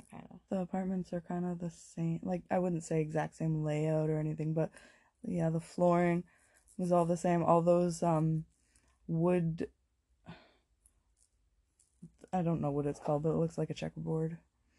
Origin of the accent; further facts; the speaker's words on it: Toronto, Ontario, Canada; when I was growing up in St. Jamestown, I lived, this was many, many years ago, so I can say that I lived in 200 Wellesley, in Toronto.